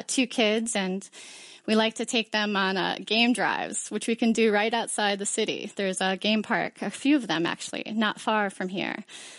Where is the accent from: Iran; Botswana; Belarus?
Botswana; Gaborone; I'm from Gaborone, Botswana. That's the place where I live.